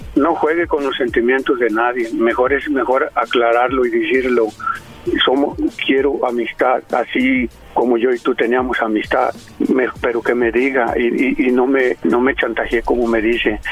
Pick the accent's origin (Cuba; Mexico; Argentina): Mexico; Jalisco; Yo soy de Jalisco.